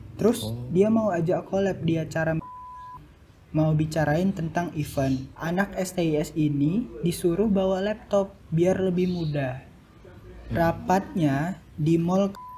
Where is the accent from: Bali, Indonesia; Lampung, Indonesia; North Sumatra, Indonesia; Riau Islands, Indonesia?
North Sumatra, Indonesia; now in Jakarta, Indonesia; aku dari Sumatera Utara